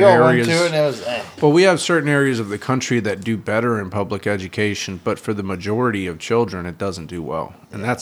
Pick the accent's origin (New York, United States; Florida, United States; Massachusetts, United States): Florida, United States; South; moved away; the area that I grew up in South Florida